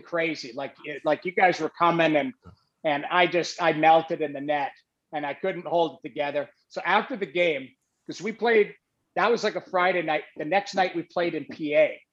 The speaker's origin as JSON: {"language": "English", "town": "St. Albert", "region": "Alberta", "country": "Canada", "also_born_or_lived": "Lethbridge", "said": "I moved away from St. Albert for 1 year of my life when my dad's company helped build the hospital in Lethbridge."}